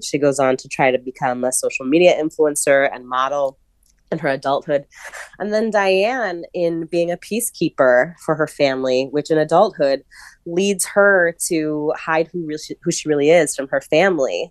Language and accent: English; New York City, New York, United States; I was a scholarship kid at a private school in New York City